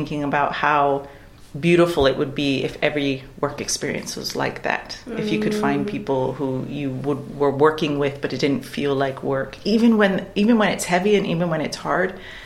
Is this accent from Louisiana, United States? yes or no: no; Waimea, Hawaii, United States; moved away as an adult; also born or lived in Dunedin, New Zealand; now in New Zealand; Home for me is Waimea. It's a town on the island of Hawai'i. So I'm from Hawai'i